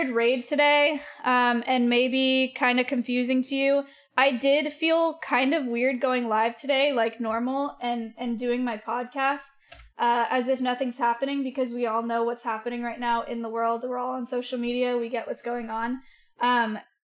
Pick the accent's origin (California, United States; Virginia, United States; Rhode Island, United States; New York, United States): California, United States; the Bay Area; I grew up around in the Bay